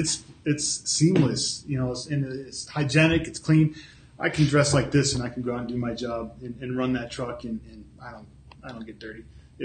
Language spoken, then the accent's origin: English; Jamestown, New York, United States; I'm originally from Jamestown.